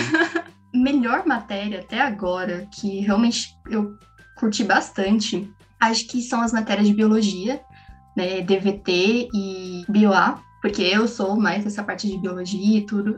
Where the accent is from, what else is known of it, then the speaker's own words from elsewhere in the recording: São Bernardo do Campo, São Paulo, Brazil; eu sou de São Bernardo, sempre morei a cinco minutos da UFABC